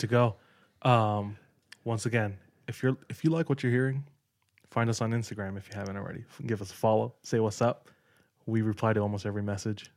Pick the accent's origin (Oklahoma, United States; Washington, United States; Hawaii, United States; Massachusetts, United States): Hawaii, United States; moved away; I'm from Hawaii